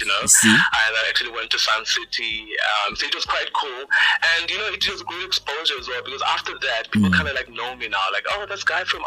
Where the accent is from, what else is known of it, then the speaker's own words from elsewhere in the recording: Cape Town, Western Cape, South Africa; I was born and bred in Cape Town